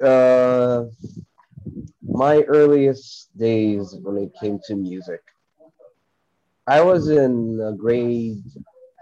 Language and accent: English; Cairo, Cairo Governorate, Egypt; moved away as an adult; now in Hurghada, Egypt; I am from Cairo, Egypt, but currently I work in a city called Hurghada.